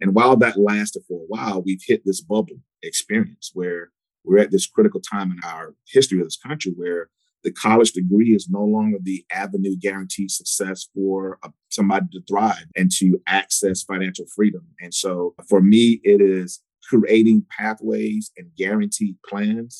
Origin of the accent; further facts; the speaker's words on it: Columbia, South Carolina, United States; also born or lived in Charlotte, North Carolina / Cedar Rapids, Iowa; I grew up here in Columbia, South Carolina.